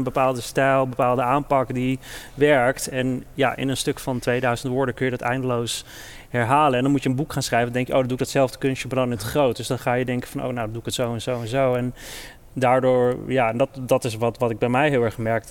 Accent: Netherlands; ik ben in Nederland geboren en opgegroeid

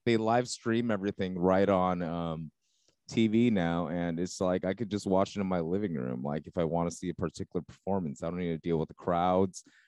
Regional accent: Los Angeles County, California, United States; I grew up uh, not L.A. L.A. proper, but I grew up L.A. County too

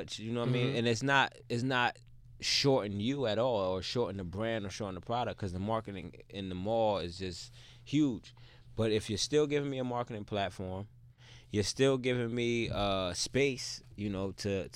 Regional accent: Plainfield, New Jersey, United States; moved away as an adult; now in Pennsylvania, United States; I'm from Plainfield

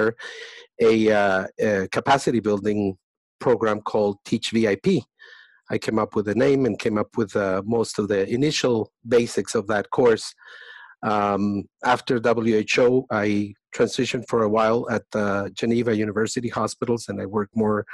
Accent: Colombia; moved away as an adult; I was born in Colombia. I studied medicine there.

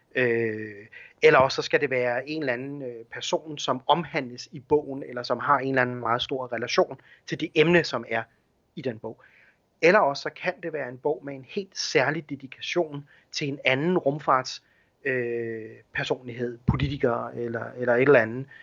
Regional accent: Denmark

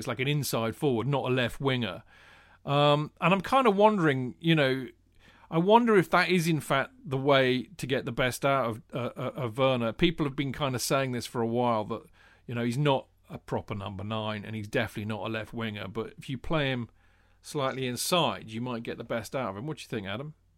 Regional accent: Winchester, South East England, United Kingdom; also born or lived in London; growing up in Hampshire, in in Winchester

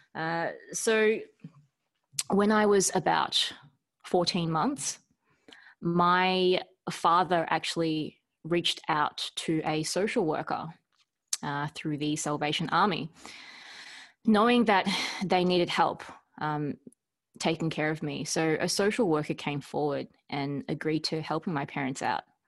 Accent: Melbourne, Victoria, Australia; we grew up in Carlton

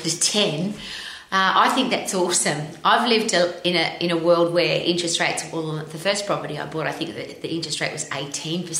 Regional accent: Australia; I was brought up in Australia

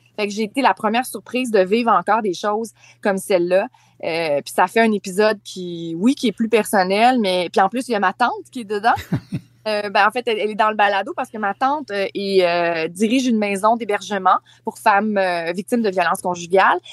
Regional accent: Charlevoix, Quebec, Canada; moved away; ma région natale

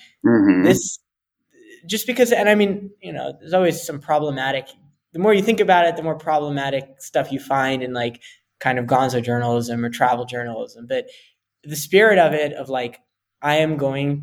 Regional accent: New Jersey, United States; moved away as an adult; now in Amman, Jordan; I was born and raised in New Jersey. I'm always a New Jerseyan

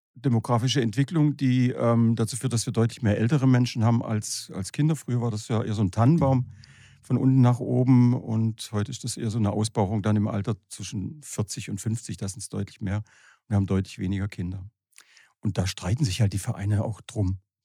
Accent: Horb am Neckar, Baden-Württemberg, Germany; ich komme aus Horb am Neckar

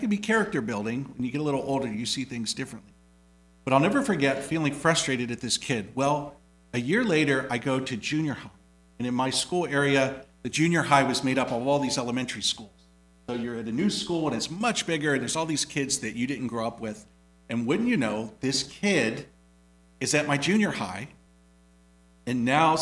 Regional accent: Indiana, United States; moved away; growing up in Indiana

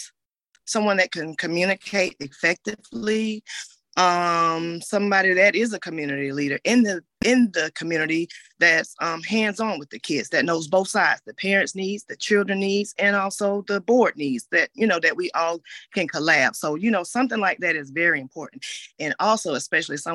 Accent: Augusta, Georgia, United States; I'm from Augusta, Georgia. I've been here all my life

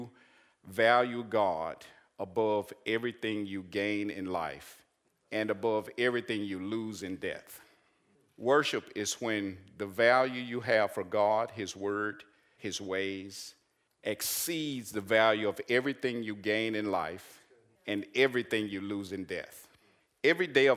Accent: Arkansas, United States; I'm from Arkansas

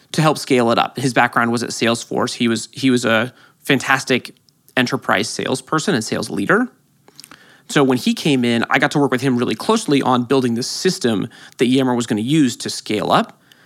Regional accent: San Francisco, California, United States; I grew up in San Francisco

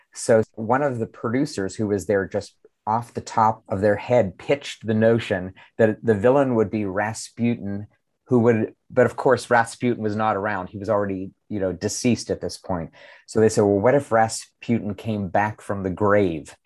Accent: Pittsburgh, Pennsylvania, United States; my hometown of Pittsburgh.

